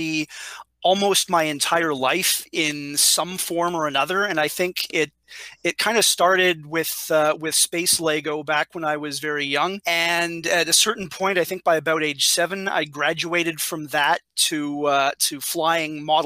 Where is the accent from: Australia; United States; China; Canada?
Canada; as a Canadian rocket guy